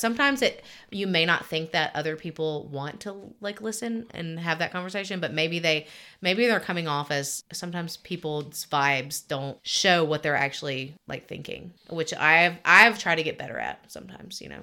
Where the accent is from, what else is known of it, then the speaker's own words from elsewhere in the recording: Alabama, United States; I grew up in Alabama